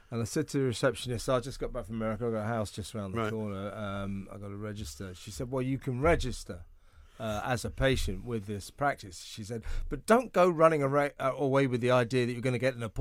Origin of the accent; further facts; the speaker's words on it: United Kingdom; One of the weird afflictions of being British is you have to venerate and worship